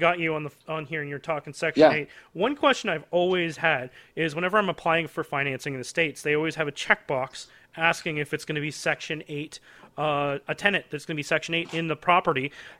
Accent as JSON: {"language": "English", "country": "Canada", "said": "I don't use FHA because I'm Canadian, okay."}